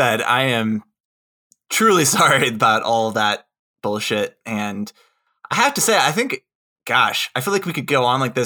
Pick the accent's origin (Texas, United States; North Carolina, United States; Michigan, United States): Michigan, United States; I was born in Michigan.